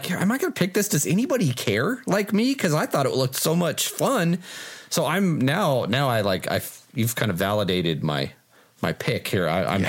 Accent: Colorado, United States; I'm from Colorado, so, you know, we like to say our A's, you know.

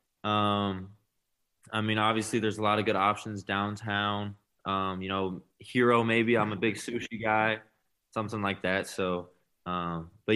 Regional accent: Lincoln, Nebraska, United States; moved away as an adult; also born or lived in Fargo, North Dakota; I'm from Lincoln

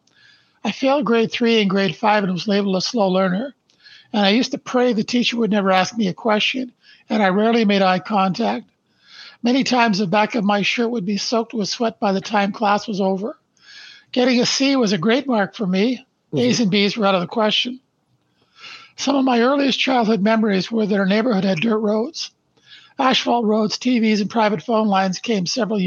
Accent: Brantford, Ontario, Canada; I was born in Brantford, Ontario, Canada, on December 1st, 1953. Our family lived in a small two-bedroom post-World War II bungalow where my mom and dad raised three boys

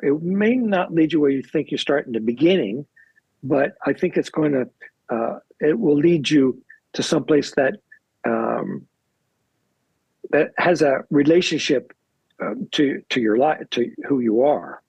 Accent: Baltimore, Maryland, United States; growing up in Baltimore

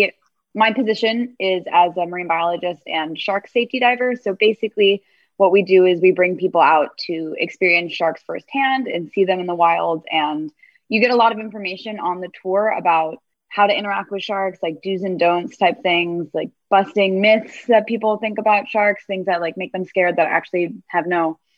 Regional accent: Miami, Florida, United States; moved away; So I'm from Miami originally. So Miami, Florida. So I was really lucky and I grew up near

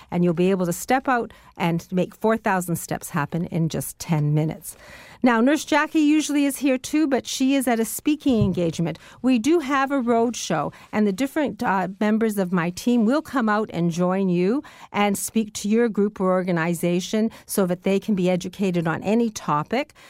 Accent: Niagara Peninsula, Ontario, Canada; I was brought up in the Niagara Peninsula

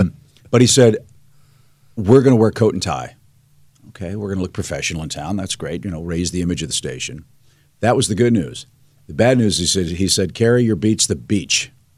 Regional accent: Missouri, United States; I grew up in Fox Creek Estates, right behind Queenie Park, right off

